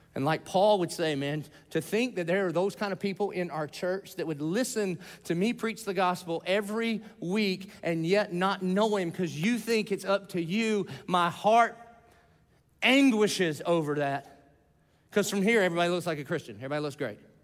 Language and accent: English; the South, United States; I grew up in the South